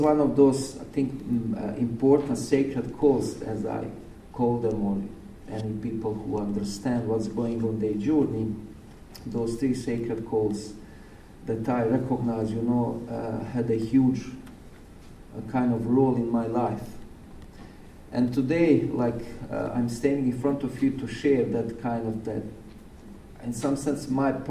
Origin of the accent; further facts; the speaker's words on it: Bosnia & Herzegovina; now in Oregon, United States; when I was second grade back in Bosnia.